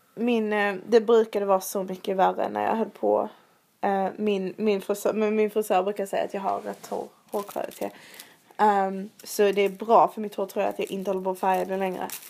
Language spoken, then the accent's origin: Swedish; Sweden; moved away as an adult; now in London, United Kingdom; hos vår frisör hemma i Sverige